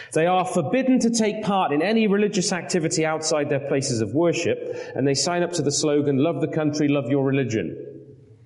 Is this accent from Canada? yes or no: no; United Kingdom; moved away; as a Brit